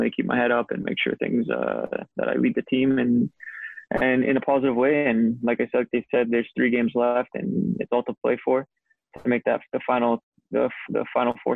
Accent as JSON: {"language": "English", "town": "Winnipeg", "region": "Manitoba", "country": "Canada", "tie": "born or raised there", "also_born_or_lived": "Scotland", "moved": "as an adult", "said": "my hometown team"}